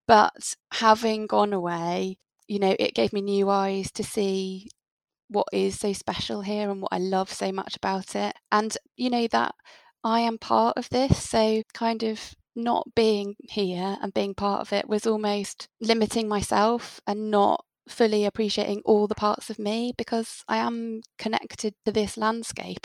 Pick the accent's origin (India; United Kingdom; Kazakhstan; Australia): United Kingdom; now in Devon, United Kingdom; As British people